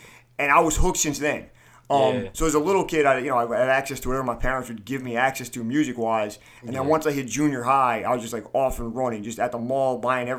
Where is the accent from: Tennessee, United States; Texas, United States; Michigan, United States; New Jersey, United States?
New Jersey, United States; Toms River; growing up in Tom's River being a hip hop head